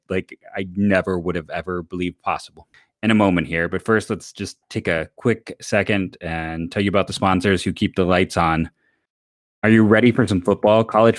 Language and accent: English; Ohio, United States; I'm like, I don't own overalls just because I'm from Ohio.